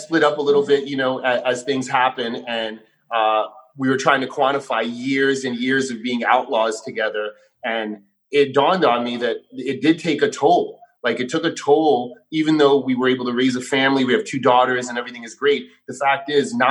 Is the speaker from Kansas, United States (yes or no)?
no; New York City, New York, United States; I grew up punk rock in New York City.